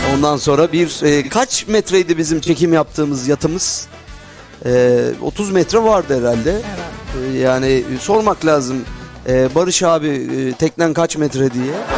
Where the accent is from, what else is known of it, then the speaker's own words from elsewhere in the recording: Tekirdağ, Turkey; Tekirdağlı olarak.